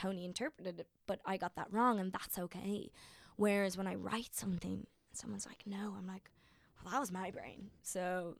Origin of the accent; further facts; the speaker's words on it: Ireland; But I'm an Irish one, so you just give me more spuds and that's all.